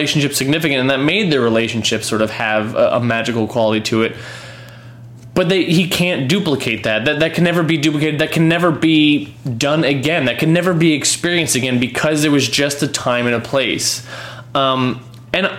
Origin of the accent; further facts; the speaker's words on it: New York City, New York, United States; As a New Yorker